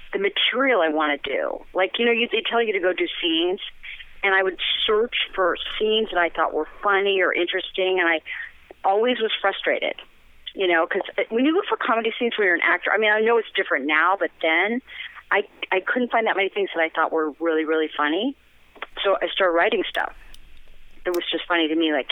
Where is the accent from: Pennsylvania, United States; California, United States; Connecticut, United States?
California, United States; Los Angeles; accent: Valley girl; also born or lived in San Francisco; I was born in the Valley, and I was raised in the Valley